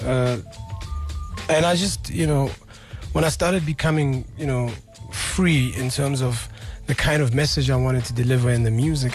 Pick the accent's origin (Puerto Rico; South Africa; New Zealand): South Africa; being a South African man